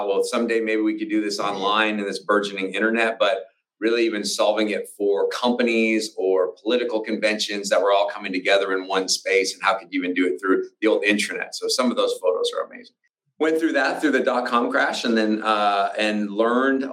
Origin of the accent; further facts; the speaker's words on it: outside of Spokane, Washington, United States; I grew up in outside of Spokane, Washington.